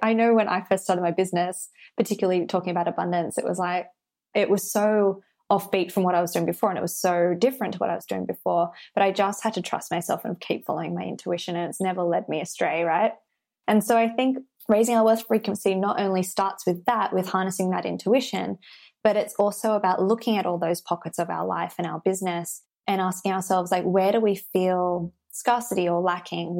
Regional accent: Sydney, New South Wales, Australia; I live in Australia and I grew up in Sydney

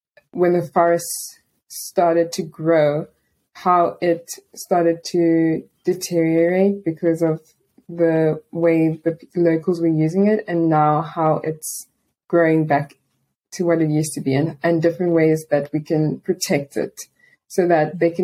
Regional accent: Port Elizabeth, Eastern Cape, South Africa; I'm a student and English teacher from Port Elizabeth, which is a small city on the coast of South Africa.

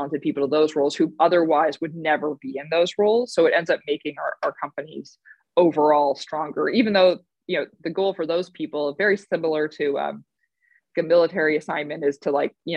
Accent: Canada; moved away; I grew up in Canada

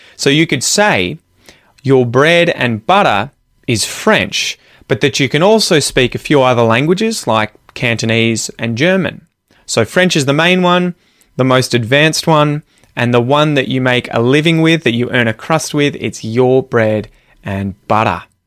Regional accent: Australia; I'm an Aussie

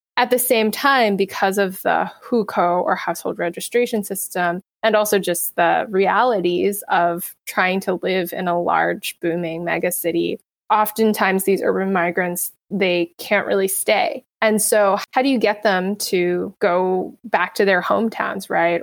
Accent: United States; being American

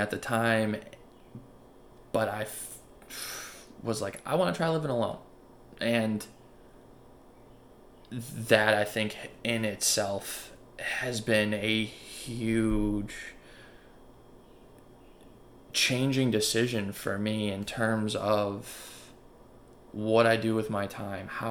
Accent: Buffalo, New York, United States; moved away as an adult; also born or lived in Charlotte, North Carolina; now in Baltimore, United States; I'm from Buffalo, New York, and I moved to Baltimore to go to college.

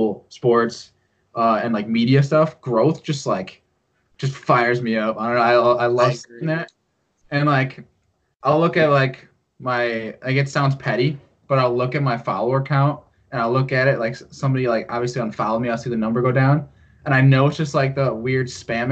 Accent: near Skaneateles, New York, United States; born or raised there

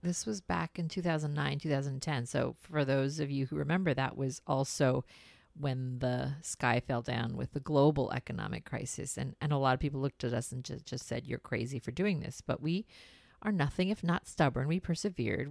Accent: India; moved away; We're from India

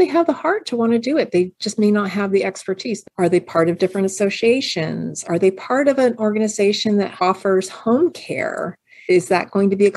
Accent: Pasadena, California, United States; when I was a kid, I grew up over in Pasadena

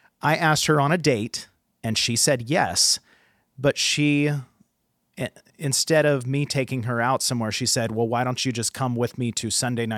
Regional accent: West Coast, United States; I'm from the West Coast and I'm old.

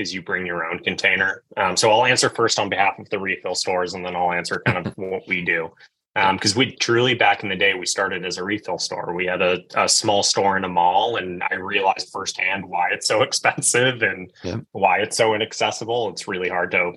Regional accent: Belmont, Massachusetts, United States; I'm from Boston, Massachusetts. I grew up in a small town just outside called Belmont

